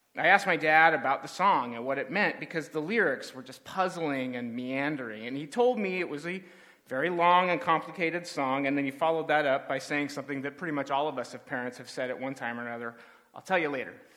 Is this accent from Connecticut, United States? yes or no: no; Southern California, United States; as a kid growing up in Southern California